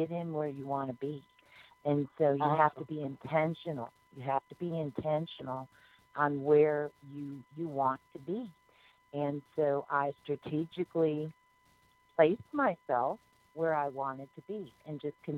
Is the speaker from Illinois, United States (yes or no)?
yes; Chicago, Illinois, United States; now in Gulf Coast, United States; I'm from the Chicagoland area, so I really didn't know anybody here on the coast at all when I moved here